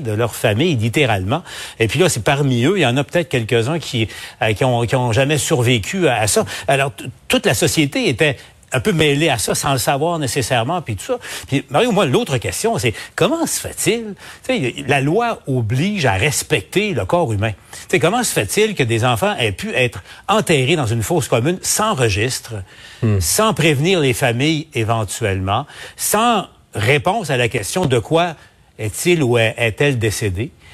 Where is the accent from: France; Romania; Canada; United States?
Canada; Abitibi, Quebec; je viens de l'Abitibi